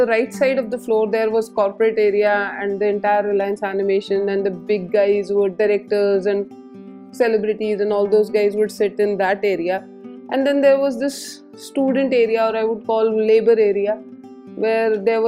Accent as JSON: {"language": "English", "town": "Jaipur", "region": "Rajasthan", "country": "India", "tie": "born or raised there", "said": "I was born and brought up in Jaipur"}